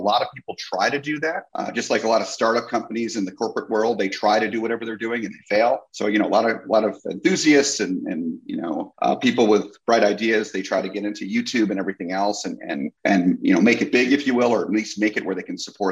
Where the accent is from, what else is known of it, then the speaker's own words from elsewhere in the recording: New Jersey, United States; growing up in New Jersey, I was near Great Adventure